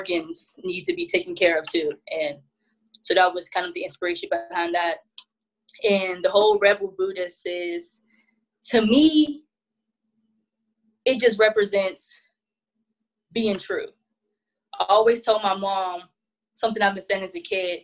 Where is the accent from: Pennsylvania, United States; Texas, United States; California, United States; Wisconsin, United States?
Pennsylvania, United States; Pittsburgh; I'm from Pittsburgh, so we have the Steelers, the Pirates, the Penguins